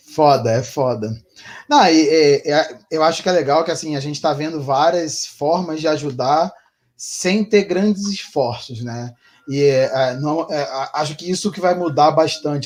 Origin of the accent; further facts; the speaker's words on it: Rio de Janeiro, Brazil; moved away; eu sou carioca